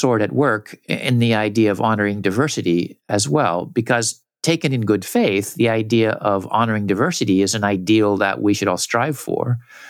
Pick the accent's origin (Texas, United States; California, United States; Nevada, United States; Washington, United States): California, United States; Southern; I grew up in Southern California.